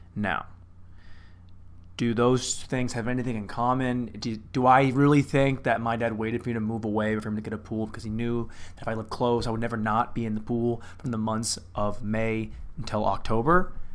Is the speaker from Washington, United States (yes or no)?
yes; Lynden, Washington, United States; moved away; in Linden, my hometown